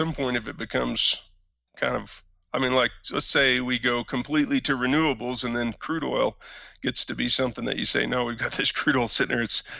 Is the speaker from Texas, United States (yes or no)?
yes; Canadian, Texas, United States; I grew up as in Canadian Texas, little town in Texas, but a math kid.